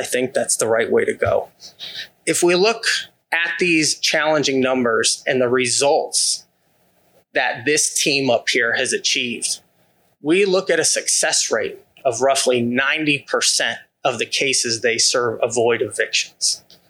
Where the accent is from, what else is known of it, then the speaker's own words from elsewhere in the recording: California, United States; now in Iowa, United States; I am Californian.